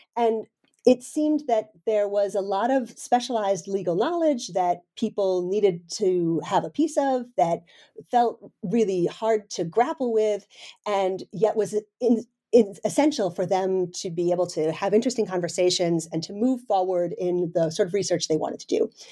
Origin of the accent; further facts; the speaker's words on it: United States; moved away as an adult; now in Denmark; I'm a professor in Denmark, uh, but I'm originally an American, so I'm sort of one of these transplants